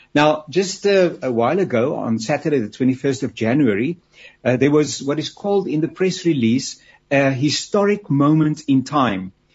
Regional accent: South Africa; as a South African? I've got my family

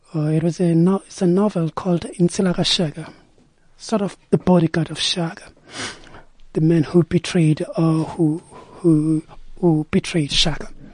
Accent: Durban, KwaZulu-Natal, South Africa; Originally, I'm from Durban, Claremont.

